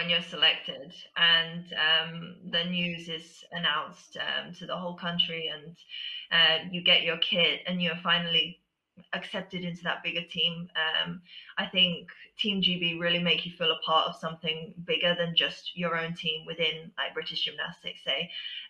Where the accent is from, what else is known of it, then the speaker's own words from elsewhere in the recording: Tokyo, Japan; born there; Yeah, so I was born in Tokyo, and half of my family live there.